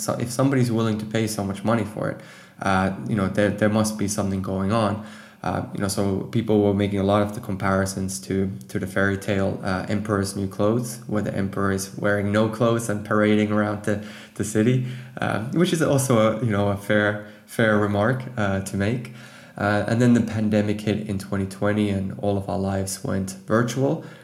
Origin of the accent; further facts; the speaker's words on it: Finland; moved away as an adult; now in Amsterdam, Netherlands; I'm actually from Finland